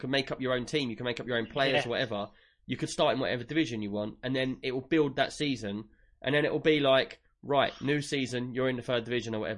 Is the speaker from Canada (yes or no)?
no; London, United Kingdom; I'm Fulham supporter, because I'm originally from Fulham